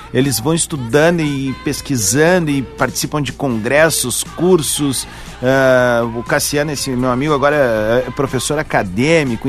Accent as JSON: {"language": "Portuguese", "town": "Viamão", "region": "Rio Grande do Sul", "country": "Brazil"}